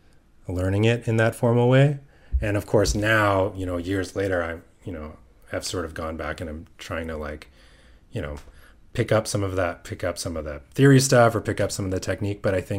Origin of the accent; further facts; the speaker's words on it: Mississauga, Ontario, Canada; Yeah. Yeah. Just outside Toronto.